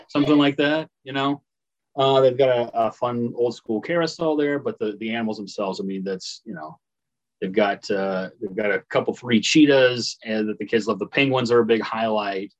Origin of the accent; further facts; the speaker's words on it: Paris, Illinois, United States; in Paris, Illinois, my hometown